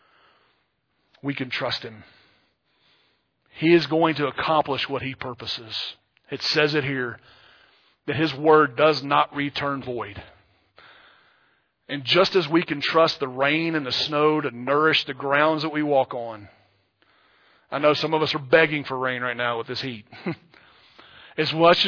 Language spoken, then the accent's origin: English; Louisiana, United States; moved away; I grew up in Louisiana